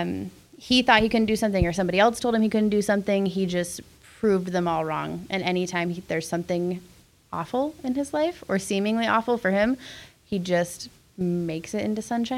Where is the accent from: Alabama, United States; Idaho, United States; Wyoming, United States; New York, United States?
Idaho, United States; Athol; I grew up in Athol, Idaho, just a hair north of Coeur d'Alene